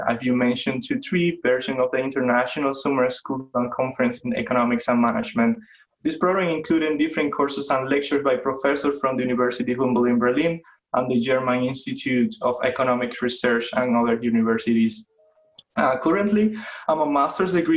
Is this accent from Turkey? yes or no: no; Las Tunas, Cuba; English is a second language; moved away as an adult; also born or lived in Havana, Cuba; now in Rhode Island, United States; I lived for 20 years in my hometown called Las Tunas. It's in the east of the country, around 500 miles from Havana. I grew there with my family.